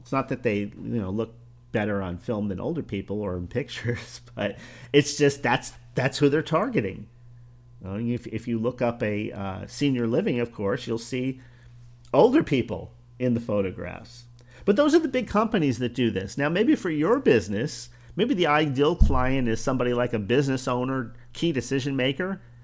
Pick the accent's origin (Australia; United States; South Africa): United States; Northeast; now in Florida, United States; I come from the Northeast